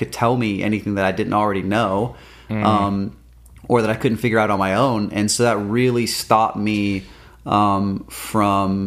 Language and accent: English; California, United States; We're from California